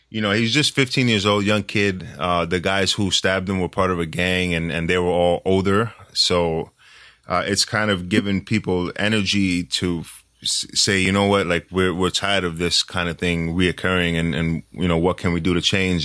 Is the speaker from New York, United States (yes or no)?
yes; New York City, New York, United States; I'm born and raised in New York City